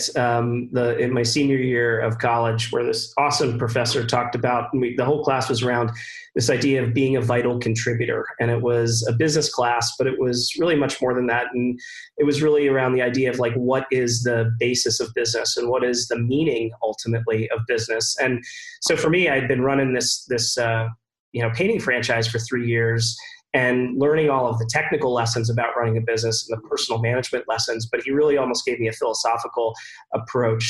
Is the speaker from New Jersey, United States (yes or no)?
no; Philadelphia, Pennsylvania, United States; I grew up outside of Philadelphia, in the suburbs outside of Philadelphia